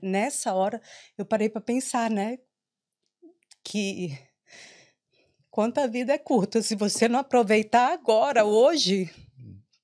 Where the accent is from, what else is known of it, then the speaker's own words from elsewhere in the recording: Maranhão, Brazil; moved away as an adult; also born or lived in São Paulo / Porto Alegre; now in Ireland; eu sou maranhense, mas eu morei em São Paulo, morei em Porto Alegre